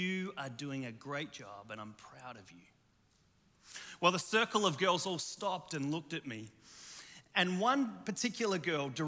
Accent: Australia; moved away; also born or lived in Chicago; I'm Australian

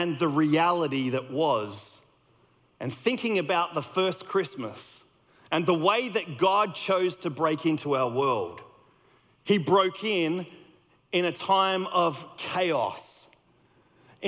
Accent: Australia; moved away as an adult; also born or lived in United States; I grew up in Australia

